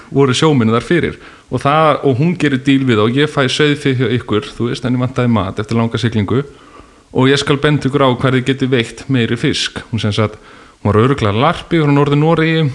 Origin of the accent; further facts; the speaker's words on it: Bolungarvík, Westfjords, Iceland; Bólungavík, þar sem ég, ég var um frá